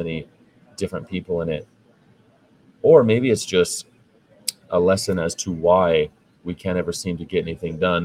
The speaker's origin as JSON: {"language": "English", "area": "West Coast", "region": "California", "country": "United States", "said": "I'm from the West Coast, California"}